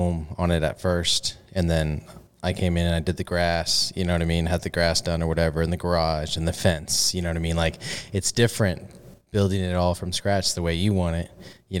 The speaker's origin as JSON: {"language": "English", "town": "San Antonio", "region": "Texas", "country": "United States", "tie": "born or raised there", "also_born_or_lived": "Corpus Christi, Texas", "accent": "Texan", "said": "I grew up around San Antonio. I moved to Corpus when I was 18, and that's like more of a beach city and a smaller city. I grew up in the suburbs"}